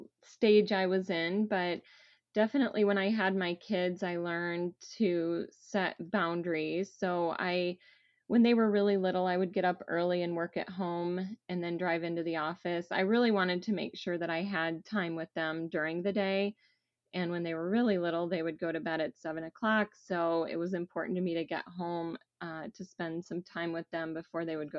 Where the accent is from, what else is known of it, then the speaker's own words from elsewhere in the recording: Southwest Michigan, United States; moved away as an adult; now in Columbus, United States; I grew up in Southwest Michigan